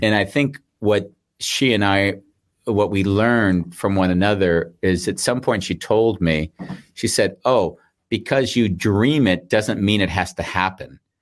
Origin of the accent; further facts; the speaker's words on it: United States; moved away; also born or lived in Sydney, Australia / Austria; I'm an American